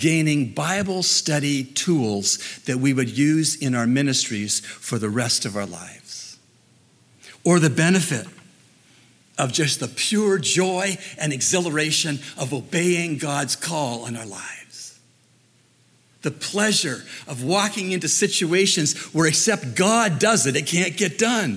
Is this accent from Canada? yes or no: yes; Canada; moved away as an adult; also born or lived in Dallas, United States; the cost I face as a Canadian to go to a U.S. seminary